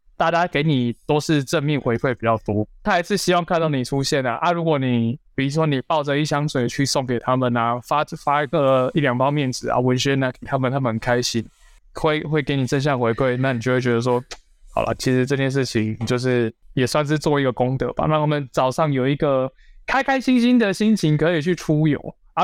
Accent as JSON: {"language": "Chinese", "region": "Tainan", "country": "Taiwan", "also_born_or_lived": "Taipei", "said": "我现在回到台南，因为我本身是台南人，那我就回到台南的议员办公室"}